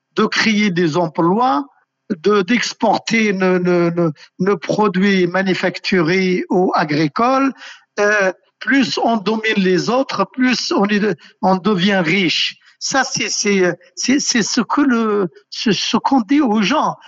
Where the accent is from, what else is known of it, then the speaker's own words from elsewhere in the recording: Algeria; je suis algérien